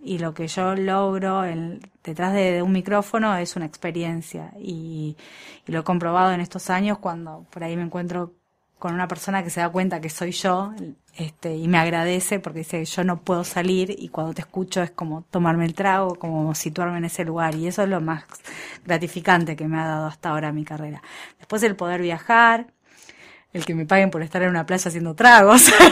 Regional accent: Argentina; los argentinos cuando no tenemos recursos nos ponemos creativos

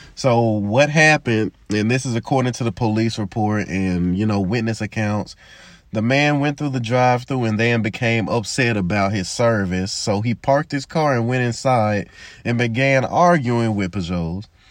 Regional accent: Memphis, Tennessee, United States; as a black man growing up in Memphis

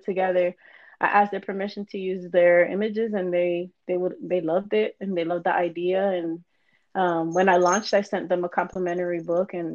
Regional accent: Florida, United States; moved away; I'm originally from Florida

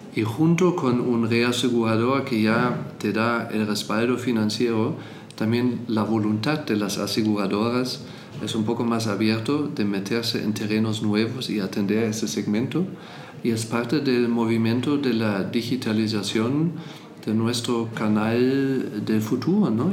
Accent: Germany; also born or lived in Buenos Aires, Argentina; now in Mexico; yo soy alemán, pero vivo aquí

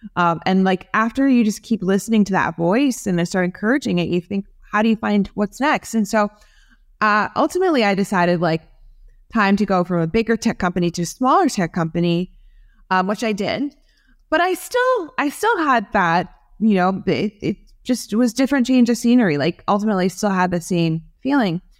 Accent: New Jersey, United States; I grew up in New Jersey

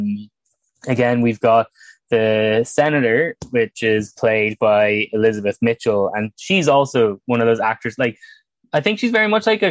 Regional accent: Ireland; as someone from Ireland

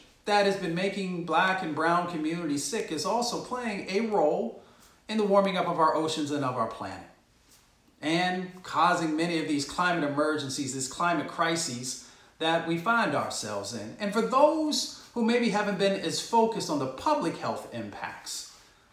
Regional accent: Appalachia, United States; also born or lived in Michigan; I grew up in Appalachia and a little bit in Michigan

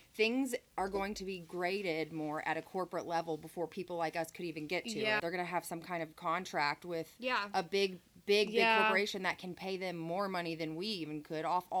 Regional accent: Fort Wayne, Indiana, United States; moved away; Fort Wayne, Indiana, which is where I was born

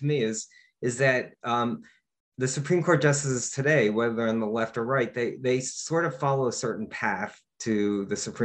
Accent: Dutchess County, New York, United States; now in New York City, United States; I grew up in Dutchess County, New York, which is about 60 miles north of New York City

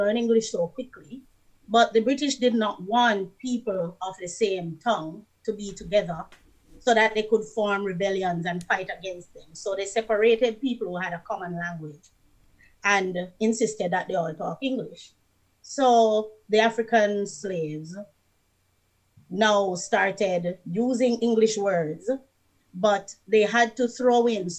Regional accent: Jamaica; moved away; also born or lived in Canada; I am from Jamaica

